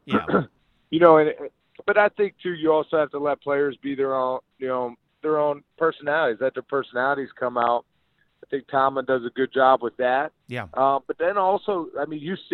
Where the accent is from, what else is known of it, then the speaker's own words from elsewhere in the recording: Pittsburgh, Pennsylvania, United States; we're right there in Pittsburgh